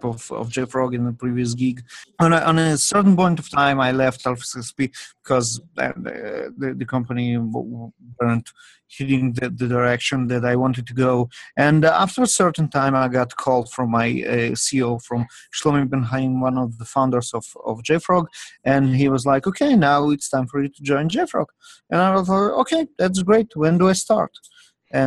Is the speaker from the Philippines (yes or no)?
no; Russia; also born or lived in Israel; now in Cupertino, United States; I was born and raised in Russia, and I was living most of my life in Israel.